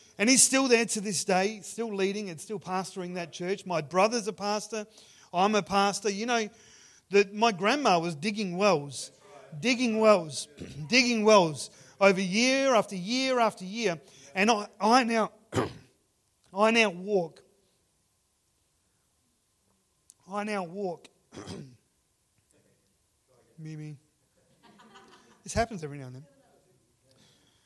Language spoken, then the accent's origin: English; Ceduna, South Australia, Australia; I grew up in Sejuna. Sejuna is one of those places. It's right on the beach, but it's in the middle of the desert.